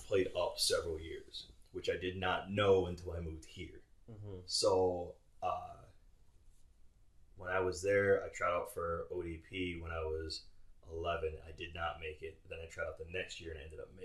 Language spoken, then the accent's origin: English; Pennsylvania, United States; I was born in Pennsylvania